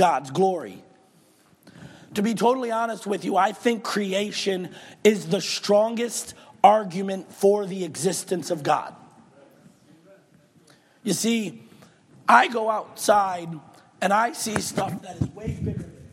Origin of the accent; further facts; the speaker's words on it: Michigan, United States; moved away; Growing up in Michigan